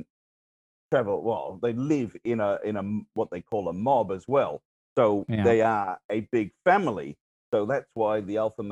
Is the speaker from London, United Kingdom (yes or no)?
no; Wales, United Kingdom; moved away; I'm from Wales originally.